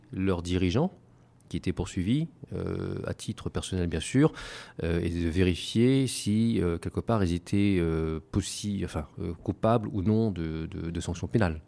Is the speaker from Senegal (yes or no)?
no; Réunion; moved away as an adult; also born or lived in Paris, France; now in Taiwan; moi je suis originaire d'une petite île qui s'appelle l'île de la Réunion. Euh, j'ai grandi là-bas, je suis né là-bas, j'ai grandi là-bas jusqu'à l'âge de 18 ans, puis ensuite je suis parti sur Paris.